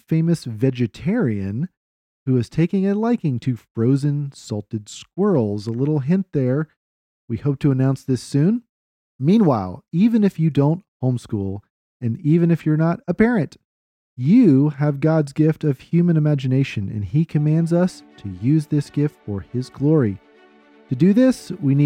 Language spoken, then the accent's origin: English; Austin, Texas, United States; I grew up in Austin